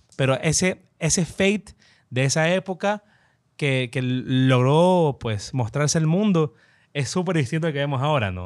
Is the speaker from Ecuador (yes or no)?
yes; Ecuador